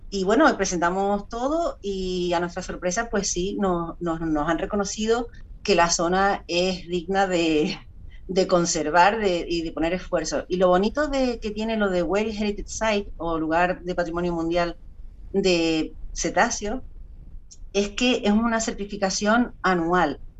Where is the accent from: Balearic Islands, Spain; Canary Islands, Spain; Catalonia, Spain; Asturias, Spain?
Canary Islands, Spain; Tenerife; soy de Tenerife